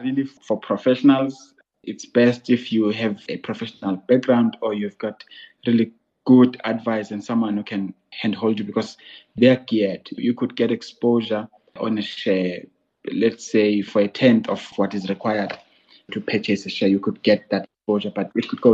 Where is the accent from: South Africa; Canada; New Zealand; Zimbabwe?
South Africa; Ntlabane, northern KwaZulu-Natal; also born or lived in Mtubatuba; I grew up in northern KZN by the coast in a small village called Ntlabane